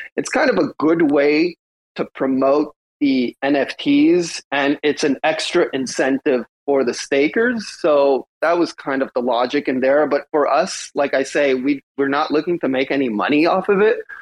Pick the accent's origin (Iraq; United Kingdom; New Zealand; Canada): Canada; I'm Canadian